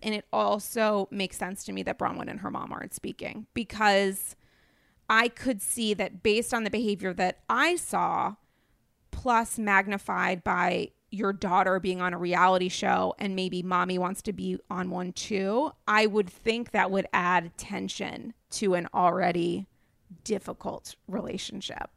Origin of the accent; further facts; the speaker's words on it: New England, Rhode Island, United States; now in New York City, United States; I'm from New England. I have Rhode Island manners.